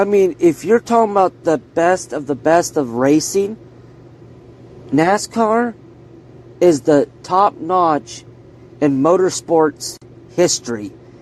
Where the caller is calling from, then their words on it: Kokomo, Indiana, United States; I'm calling from Kokomo, Indiana.